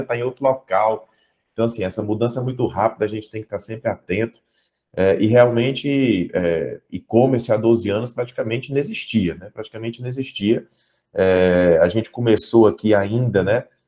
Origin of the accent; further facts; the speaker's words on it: Fortaleza, Ceará, Brazil; also born or lived in Portugal; eu sou aqui de Fortaleza, né? Estou aqui em Fortaleza